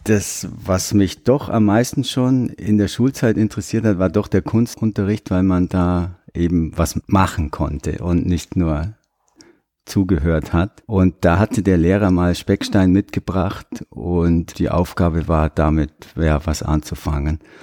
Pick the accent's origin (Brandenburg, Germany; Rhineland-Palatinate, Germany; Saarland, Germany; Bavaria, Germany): Bavaria, Germany; Sonthofen; moved away as an adult; also born or lived in Oberammergau; now in New Zealand; ich bin im Allgäu groß geworden, in Sonthofen